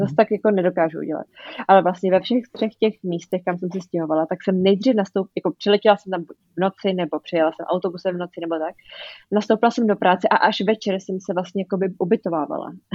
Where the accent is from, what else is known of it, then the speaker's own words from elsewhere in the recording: Czechia; moved away as an adult; jsem z Česka